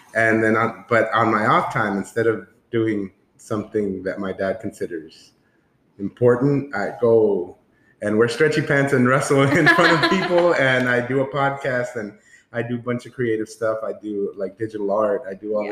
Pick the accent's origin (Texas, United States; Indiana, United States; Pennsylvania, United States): Texas, United States; San Antonio; we are from San Antonio